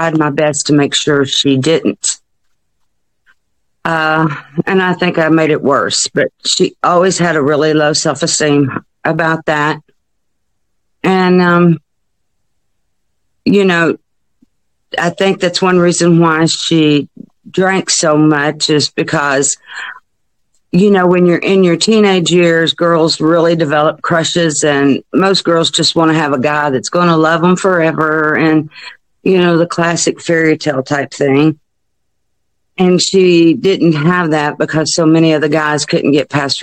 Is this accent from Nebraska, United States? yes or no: no; Hot Springs, Arkansas, United States; I'm from Hot Springs